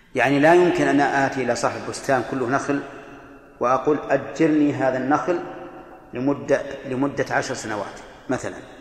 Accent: Al-Qassim, Saudi Arabia; هنا عندنا في القصيم

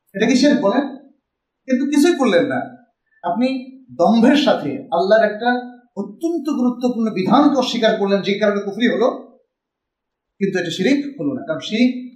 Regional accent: Bogura District, Rajshahi Division, Bangladesh; আমার বাড়ি বগুড়া জেলায়

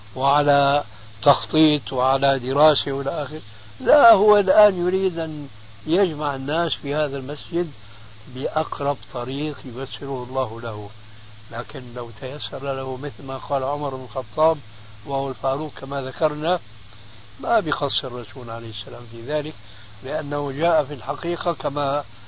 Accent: Syria; عندنا في سوريا

